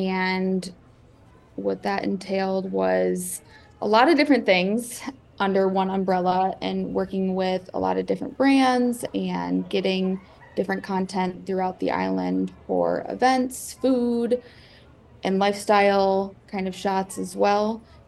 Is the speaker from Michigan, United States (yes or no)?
yes; Traverse City, Michigan, United States; I'm from Traverse City, so not too far, 2.5 hours away from the island, hop, skip, and jump away.